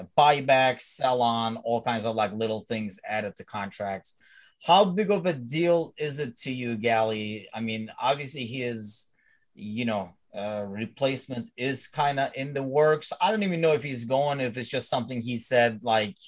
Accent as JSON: {"language": "English", "country": "Turkey", "said": "I'm from Turkey"}